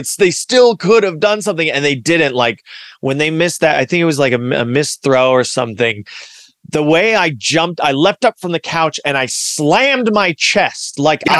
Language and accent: English; Los Angeles, California, United States; also born or lived in Culver City / South Bay / Big Bear; I grew up in Los Angeles. I grew up proud of sort of my hometown of Los Angeles. I, you know, born in Culver City and lived in the South Bay. Then we moved to Big Bear, then back to the South Bay